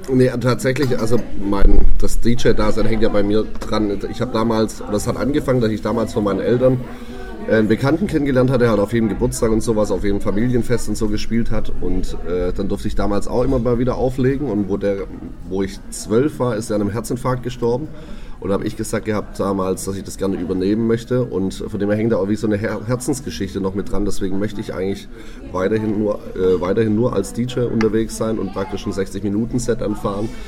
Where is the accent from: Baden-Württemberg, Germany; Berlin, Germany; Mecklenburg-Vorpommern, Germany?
Baden-Württemberg, Germany; Stuttgart; born there; Jahre alt, komme gebürtig aus Stuttgart und darf heute dabei sein.